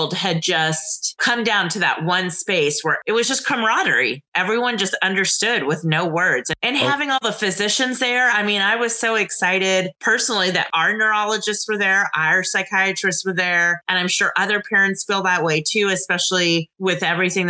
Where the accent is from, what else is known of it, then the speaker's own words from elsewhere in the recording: Dallas, Texas, United States; moved away; I'm originally from Dallas. So for me, it was really exciting that the World Conference was being held in my hometown. And so I was excited to be able to come home